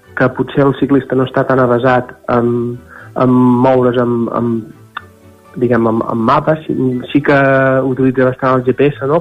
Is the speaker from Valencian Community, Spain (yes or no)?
no; Santa Maria d'Oló, Catalonia, Spain; jo sóc del Moianès, per tant, uh, i, i, i de Santa Maria d'Oló.